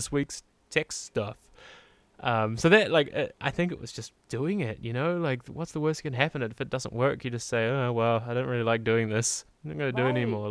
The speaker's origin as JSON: {"language": "English", "country": "New Zealand", "said": "I'm from New Zealand, and so like our P's are very like, puh"}